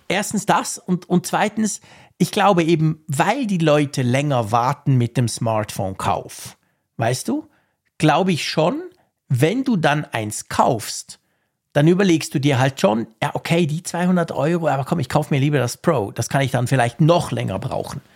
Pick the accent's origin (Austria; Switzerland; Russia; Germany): Switzerland; als Schweizer